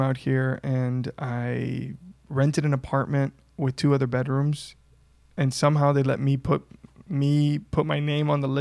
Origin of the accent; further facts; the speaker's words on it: Miami, Florida, United States; also born or lived in Utah; now in Los Angeles, United States; I'm born and raised in Miami, Florida